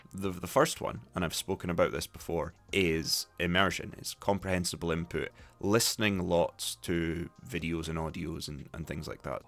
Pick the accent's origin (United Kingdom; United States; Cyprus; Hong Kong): United Kingdom; Dundee, Scotland; accent: Scots English; I sound, I have a similar accent to people in my neighborhood, in my, my little sort of town called Brodie Ferry, which a lot of Dundonians say is quite a posh area of the city.